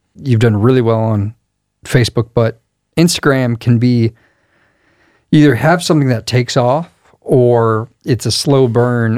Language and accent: English; Crestview, Florida, United States; I grew up nearby in Crestview, so the Destin area.